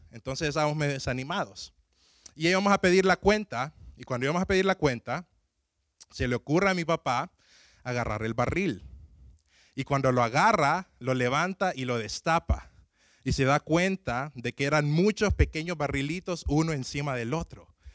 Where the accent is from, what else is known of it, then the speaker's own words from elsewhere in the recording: Tegucigalpa, Francisco Morazán, Honduras; mi ciudad de Tegucigalpa